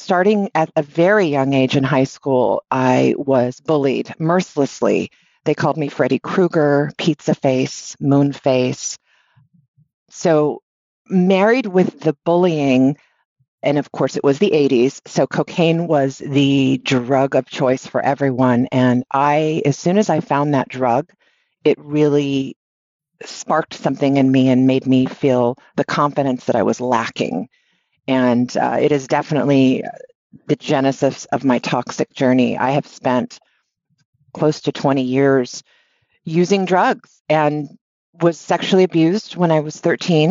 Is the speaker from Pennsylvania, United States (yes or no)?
no; Honolulu, Hawaii, United States; I grew up in Honolulu, Hawaii